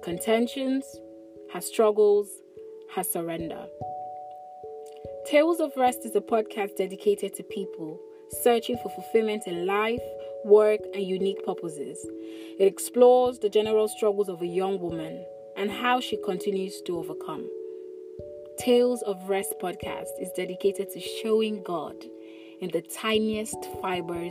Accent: Lagos, Nigeria; I'm Igbo by origin and have lived in Lagos all my life

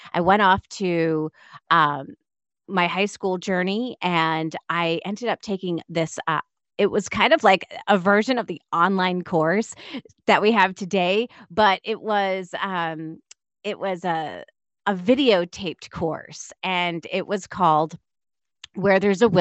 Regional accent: Auburn, Massachusetts, United States; I was actually born in Auburn, Massachusetts. So it's about a half an hour away from Boston

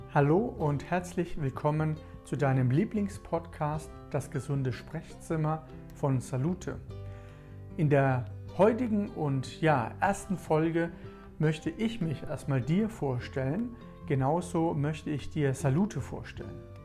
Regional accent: Mannheim, Baden-Württemberg, Germany; also born or lived in Ilvesheim; Ich komme aus meiner Heimatstadt Mannheim. Hier bin ich geboren, bin in Ilvesheim. Das ist eine Nachbargemeinde aus dem Rhein-Neckar-Kreis bin ich aufgewachsen.

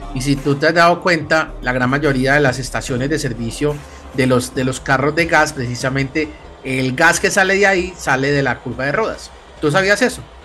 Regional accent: Medellín, Antioquia, Colombia; Y nosotros somos de Medellín, los tres somos de Medellín

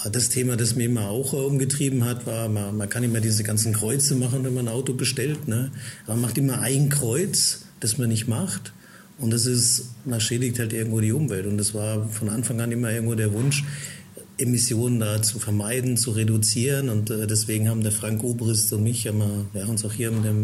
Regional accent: Heidelberg, Baden-Württemberg, Germany; Also ich bin in Heidelberg geboren, dort aufgewachsen in der Gegend

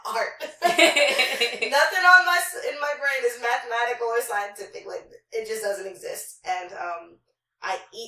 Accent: New York City, New York, United States; also born or lived in Long Island; I'm from Queens.

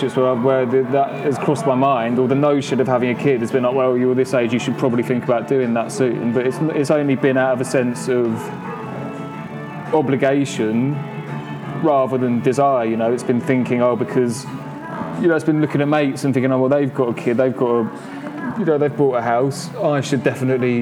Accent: Brighton, South East England, United Kingdom; moved away as an adult; also born or lived in London / Paris / New York / Japan; From Brighton. Not working currently. Moved to London when I was 18.

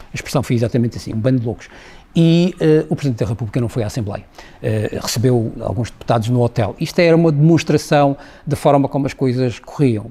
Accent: Madeira, Portugal; eu sou madeirense e tenho uma, uma, uma, relação muito emotiva com a Madeira

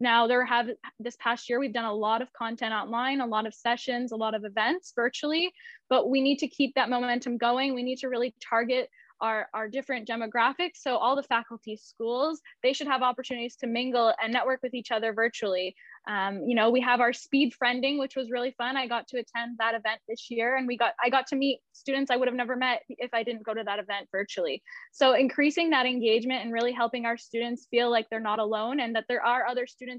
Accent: Montreal, Quebec, Canada; moved away as an adult; I'm born and raised in Montreal

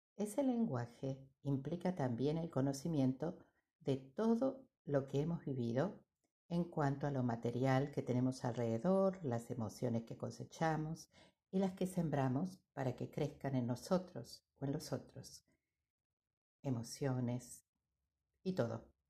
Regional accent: Argentina; cantábamos de niños los que somos argentinos

